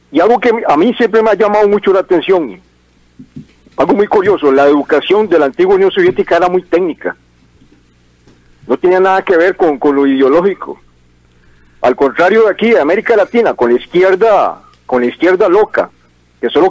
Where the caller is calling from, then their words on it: Desamparados, San José, Costa Rica; de Desamparados.